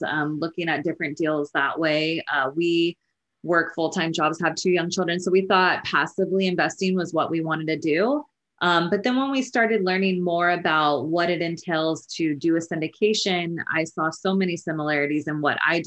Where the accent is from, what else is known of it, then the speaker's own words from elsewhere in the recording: Northern California, United States; moved away as an adult; now in Los Angeles, United States; I grew up in Northern California and I went to Sacramento State University